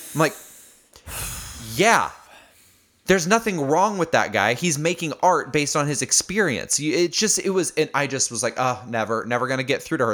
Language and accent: English; Indiana, United States; born or raised there; moved away as an adult; also born or lived in Chicago, Illinois